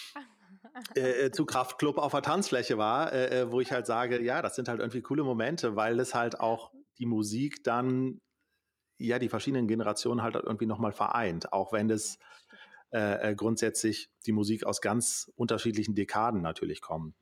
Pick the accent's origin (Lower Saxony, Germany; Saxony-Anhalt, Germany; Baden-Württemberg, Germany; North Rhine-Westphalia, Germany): North Rhine-Westphalia, Germany; Düsseldorf; hier in unserer Region, äh, also ich komme aus Düsseldorf